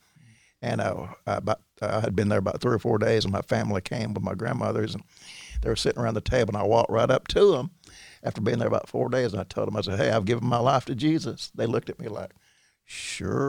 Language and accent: English; Midfield, Alabama, United States; I grew up with in Midfield